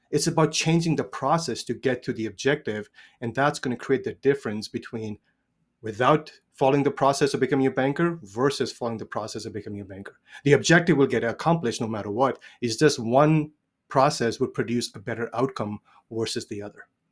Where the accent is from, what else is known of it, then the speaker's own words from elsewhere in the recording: India; I was age thirteen, grew up in India, born and raised in India.